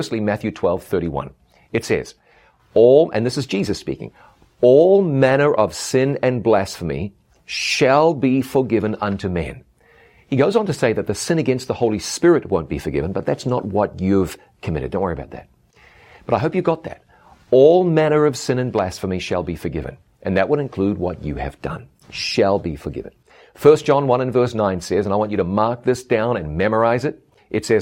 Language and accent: English; Ngaruawahia, Waikato, New Zealand; moved away as an adult; my hometown of Ngaruawahia, New Zealand. It's been a long time since I lived here, but this is where I grew up